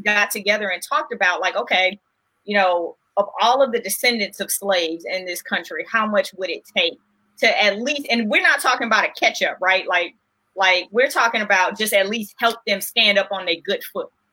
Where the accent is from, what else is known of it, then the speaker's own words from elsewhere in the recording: Los Angeles, California, United States; growing up in South Central